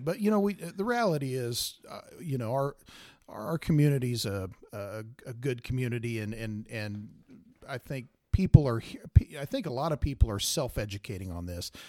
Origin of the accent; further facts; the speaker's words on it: Salina, Kansas, United States; I grew up in Salina, uh, southeast of Saline Grad